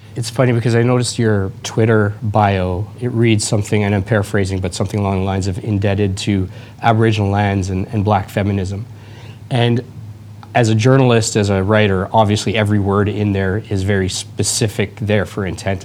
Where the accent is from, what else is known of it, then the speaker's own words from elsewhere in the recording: Edmonton, Alberta, Canada; moved away; also born or lived in Toronto; I was born and raised, I grew up here, I grew up in Edmonton, then I moved to Toronto.